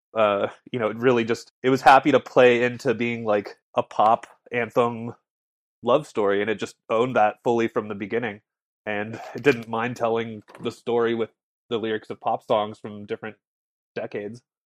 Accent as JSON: {"language": "English", "town": "Morro Bay", "region": "California", "country": "United States", "tie": "born or raised there", "said": "I grew up in Morro Bay"}